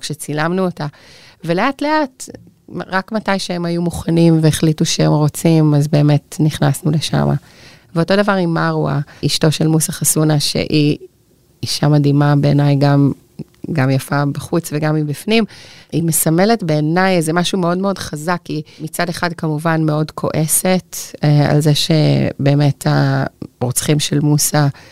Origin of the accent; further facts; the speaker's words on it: Israel; אני חיה כאן, שגדלתי כאן, שהילדים שלי גדלים כאן